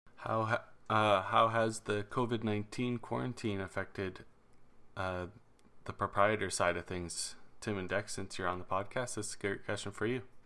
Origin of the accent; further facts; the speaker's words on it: Alberta, Canada; in Alberta we already have that economic downturn going on